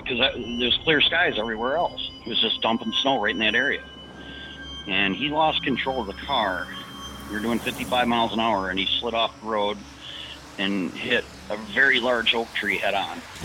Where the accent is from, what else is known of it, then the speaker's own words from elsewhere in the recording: Detroit, Michigan, United States; I'm from the Detroit area originally